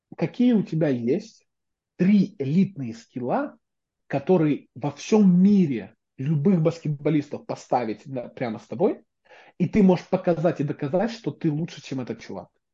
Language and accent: Russian; Belarus; now in United States; тут сижу я, человек, который из Беларуси